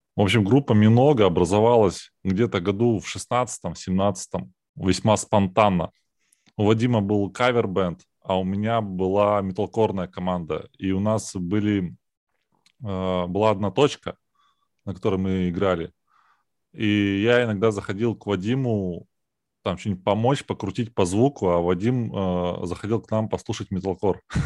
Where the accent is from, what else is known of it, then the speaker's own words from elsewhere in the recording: Saint Petersburg, Russia; мы люди из Петербурга